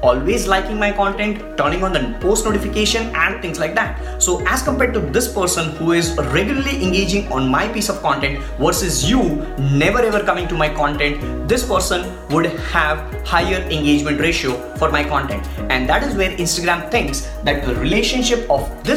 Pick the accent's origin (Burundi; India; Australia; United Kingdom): India; I'm from India